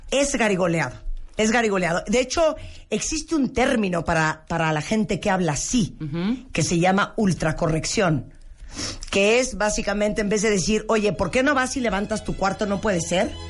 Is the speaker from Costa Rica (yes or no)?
no; Argentina; que yo soy argentino